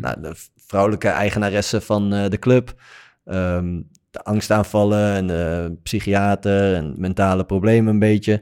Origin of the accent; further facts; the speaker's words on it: Netherlands; wij als Nederlandse speler